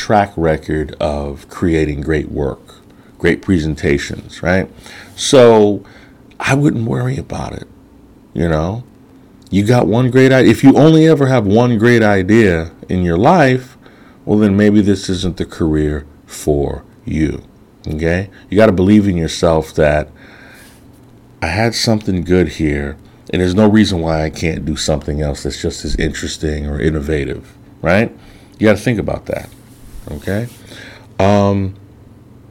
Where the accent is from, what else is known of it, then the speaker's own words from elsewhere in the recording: Chicago, Illinois, United States; moved away as an adult; also born or lived in New York City; I'm already from Chicago, so I'm a city guy by nature.